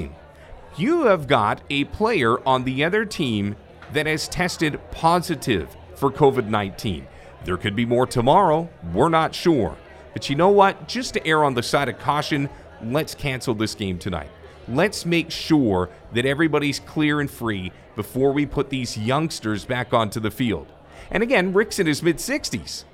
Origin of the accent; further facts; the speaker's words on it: Canada; as a Canadian